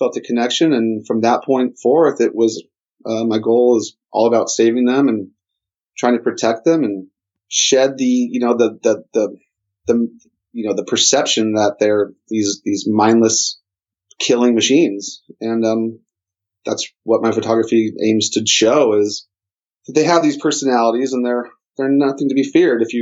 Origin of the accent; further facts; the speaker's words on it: Newport Beach, California, United States; I was born and raised in Newport Beach